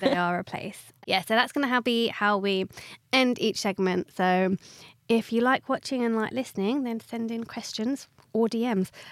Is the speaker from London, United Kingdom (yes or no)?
no; Watford, East of England, United Kingdom; I'm from Watford, so very south